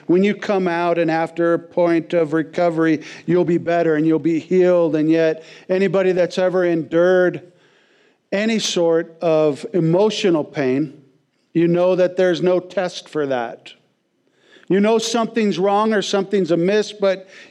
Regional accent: West Coast, United States; moved away as an adult; growing up on the West Coast

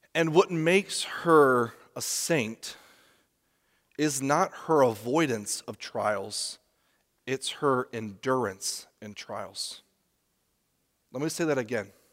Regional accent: United States; as Americans, especially as American Christians

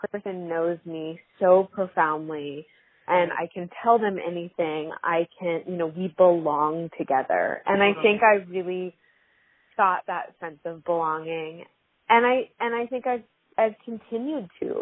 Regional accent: Hawaii, United States; I was growing up in Hawaii

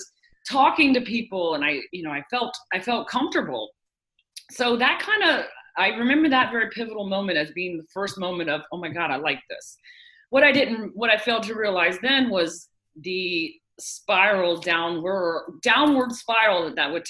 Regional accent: Florida, United States; I was born and raised here in Florida. I've lived here all my life

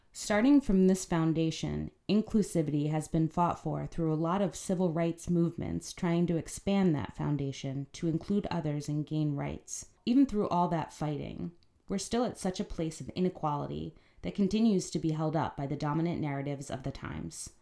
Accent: Philadelphia, Pennsylvania, United States; Growing up in Philly in a working class family

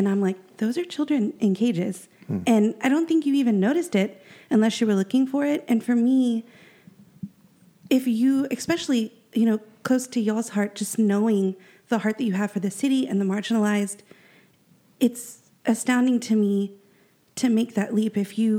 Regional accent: the South, United States; You know, I grew up in church. I grew up in the Bible Belt.

